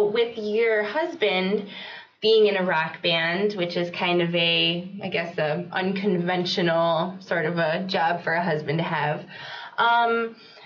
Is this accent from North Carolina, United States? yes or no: yes; Jacksonville, North Carolina, United States; I'm originally from Jacksonville, North Carolina.